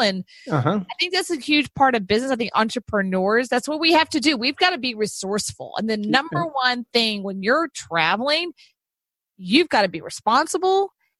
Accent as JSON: {"language": "English", "town": "Houston", "region": "Texas", "country": "United States", "tie": "born or raised there", "said": "I was born and raised in Houston."}